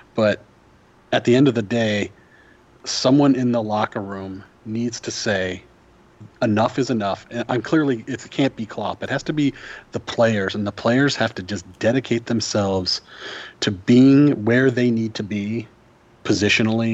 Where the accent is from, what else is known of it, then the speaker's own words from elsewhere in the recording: United States; I'm an American